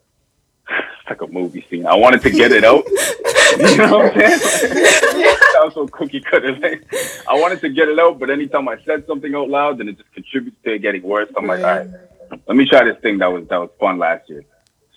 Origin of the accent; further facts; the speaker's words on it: Toronto, Ontario, Canada; I'm from Lawrence Heights in Toronto.